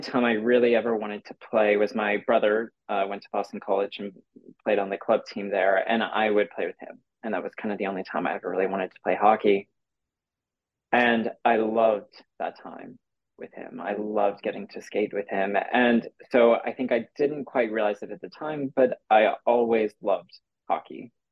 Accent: Santa Rosa, California, United States; also born or lived in San Jose; I grew up in Santa Rosa, uh, which is about an hour north of San Francisco

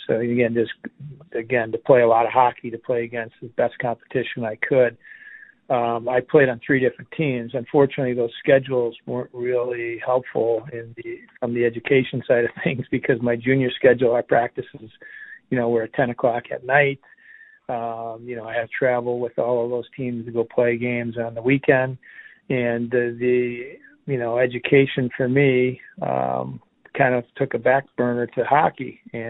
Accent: Downers Grove, Illinois, United States; born or raised there; also born or lived in Chicago

